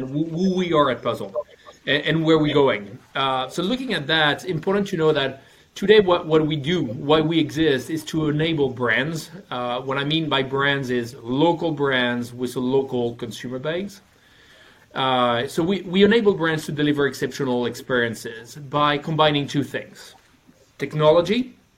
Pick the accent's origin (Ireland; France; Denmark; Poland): France; English is a second language; now in Stockholm, Sweden; I'm from France, working for a Norwegian company, living in Stockholm